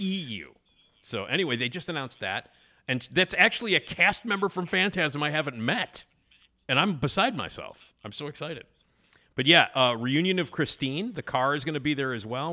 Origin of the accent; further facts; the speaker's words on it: Chicago, Illinois, United States; I grew up, you know, in Wrigleyville, you know, like in the city